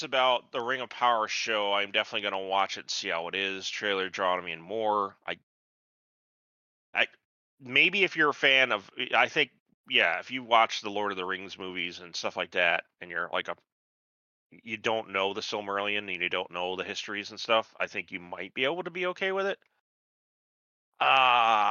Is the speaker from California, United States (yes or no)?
no; Elmira, New York, United States; moved away as an adult; also born or lived in Buffalo, New York; now in Atlanta, United States; I grew up in Elmira, New York, and then I was there, and then I went to school in Buffalo